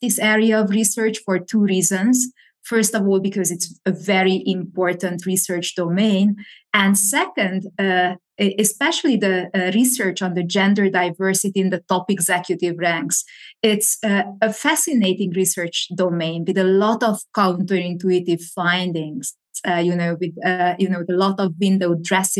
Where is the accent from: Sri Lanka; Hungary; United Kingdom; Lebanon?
Hungary; moved away as an adult; also born or lived in Pennsylvania, United States; now in Madrid, Spain; I was born and raised in Hungary, which is in Central Eastern Europe.